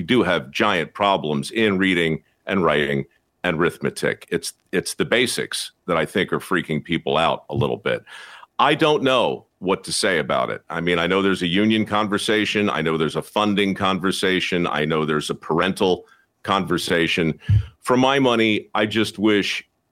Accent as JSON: {"language": "English", "town": "Baltimore", "region": "Maryland", "country": "United States", "tie": "born or raised there", "said": "my hometown in Baltimore"}